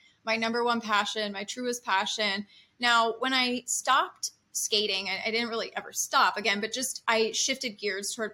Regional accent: Santa Rosa, California, United States; now in Los Angeles, United States; I'm from Santa Rosa, California

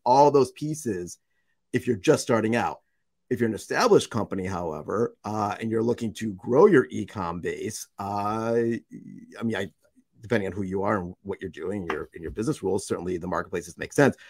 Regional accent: United States; also born or lived in Russia; I was born and raised in the United States

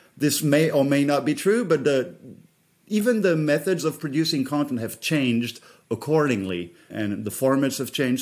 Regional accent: France; moved away; I come from France

